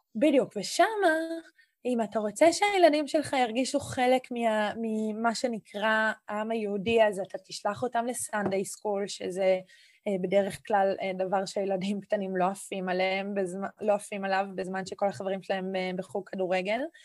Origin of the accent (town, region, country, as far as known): Israel